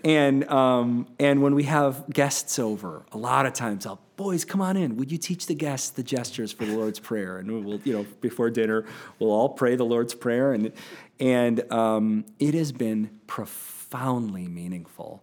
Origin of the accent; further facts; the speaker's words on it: United States; growing up in American Christianity